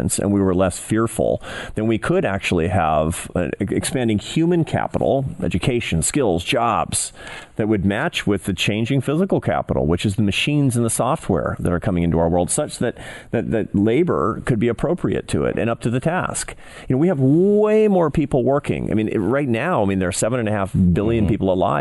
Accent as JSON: {"language": "English", "town": "Seattle", "region": "Washington", "country": "United States", "tie": "born or raised there", "moved": "yes", "said": "It was in my hometown. I grew up in Seattle"}